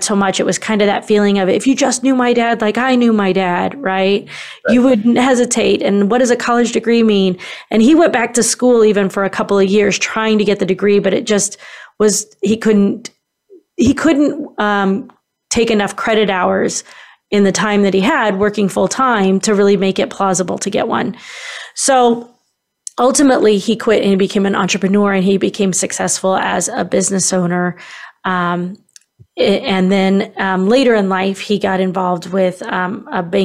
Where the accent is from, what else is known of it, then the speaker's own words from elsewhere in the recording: Kansas City, Missouri, United States; now in St. Louis, United States; I grew up actually in Kansas City, which is on the western side of Missouri. Many people think it's in Kansas, but where I lived was Kansas City, Missouri.